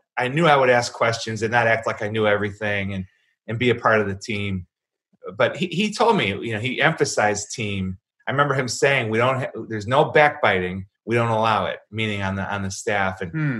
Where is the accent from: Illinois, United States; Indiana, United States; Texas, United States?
Illinois, United States; Chicago; And I said, Chicago, sir, White Sox, not Cubs.